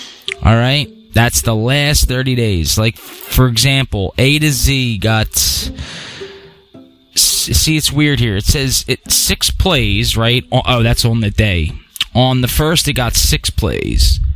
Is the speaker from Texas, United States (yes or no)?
no; Pennsylvania, United States; born or raised there